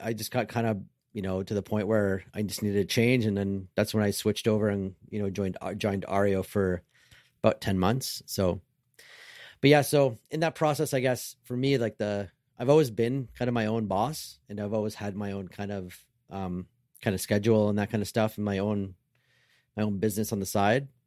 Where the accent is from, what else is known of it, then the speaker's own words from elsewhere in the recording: Canada; I'm Canadian